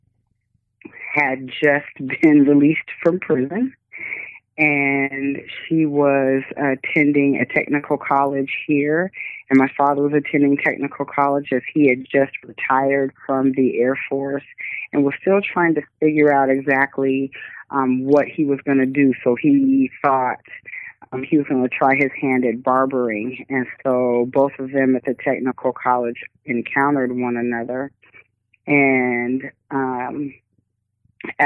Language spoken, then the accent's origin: English; Tacoma, Washington, United States; I'm from Tacoma, Washington. And I was born and raised here